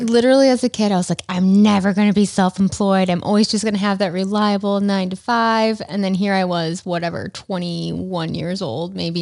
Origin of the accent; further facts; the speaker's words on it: Rochester, New York, United States; growing up in Rochester, my dad worked at Kodak